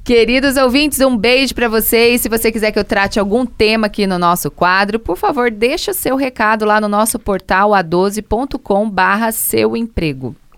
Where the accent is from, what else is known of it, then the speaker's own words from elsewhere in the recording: Brazil; enquanto brasileiro mesmo